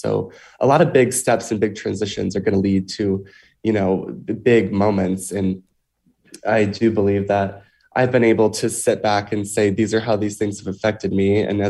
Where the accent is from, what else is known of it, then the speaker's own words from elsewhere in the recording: Alabama, United States; moved away as an adult; now in Connecticut, United States; I mean, for me, I'm from Alabama. I live in Connecticut now. So I was recruited to swim in Connecticut.